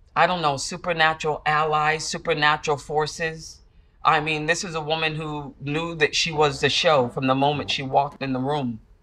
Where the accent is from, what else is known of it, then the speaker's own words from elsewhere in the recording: Central Falls, Rhode Island, United States; moved away; that little girl growing up in Central Falls.